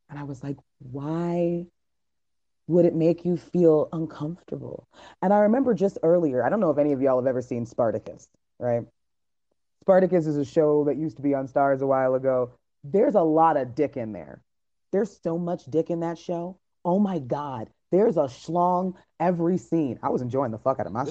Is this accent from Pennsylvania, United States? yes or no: no; Miami, Florida, United States; I'm from Miami